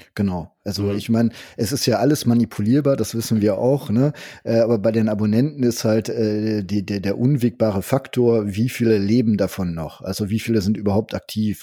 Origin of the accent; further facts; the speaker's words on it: Germany; ich bin Deutscher